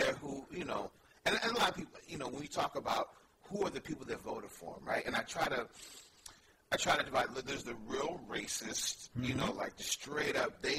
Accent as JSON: {"language": "English", "town": "San Francisco", "region": "California", "country": "United States", "tie": "born or raised there", "said": "Yeah, born and raised in San Francisco."}